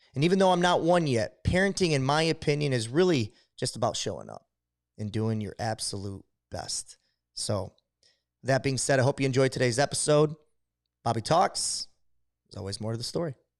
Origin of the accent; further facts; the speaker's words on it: Adrian, Michigan, United States; I'm from Adrian